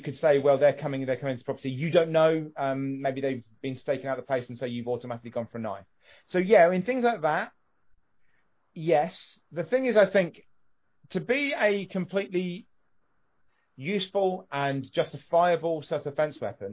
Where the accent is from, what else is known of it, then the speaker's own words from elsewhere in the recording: England, United Kingdom; because I'm English